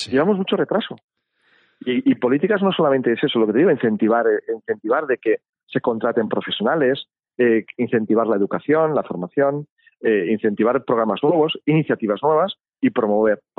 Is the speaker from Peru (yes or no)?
no; Spain; no pero es que yo soy español y yo no yo vengo yo estoy y vivo en un país en el cual se defiende la propiedad intelectual